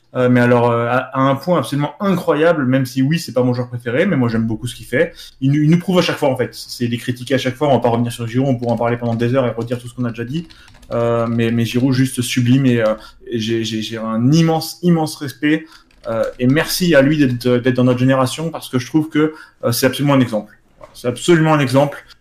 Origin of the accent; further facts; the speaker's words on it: France; en tant que Français